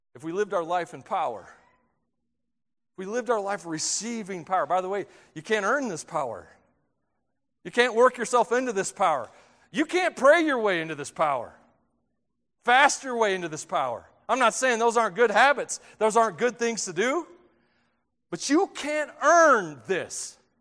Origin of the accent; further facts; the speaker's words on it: Tennessee, United States; moved away; I grew up in Tennessee